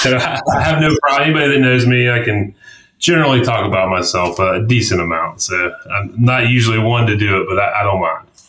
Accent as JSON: {"language": "English", "town": "Atlanta", "region": "Georgia", "country": "United States", "tie": "born or raised there", "also_born_or_lived": "Columbia, South Carolina", "said": "I was born in Columbia, South Carolina. Um, all of my mom's side of the family's uh, South Carolinians. And so I grew up uh, though outside of Atlanta, the northeast suburbs of Atlanta, Gwinnett County"}